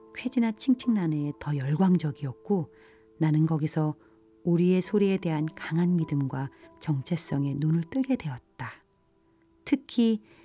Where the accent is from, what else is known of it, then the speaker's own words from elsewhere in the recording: South Korea; 나는 한국 사람이며 한국에 살고 있는데